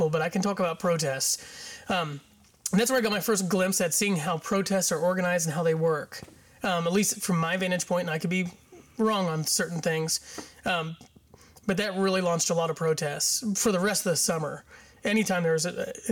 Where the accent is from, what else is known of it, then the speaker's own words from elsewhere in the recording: Batesville, Indiana, United States; I'm from Batesville, Indiana